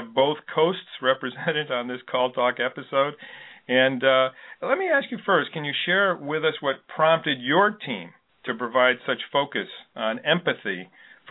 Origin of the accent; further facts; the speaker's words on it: Connecticut, United States; Shelton, Connecticut, my home state.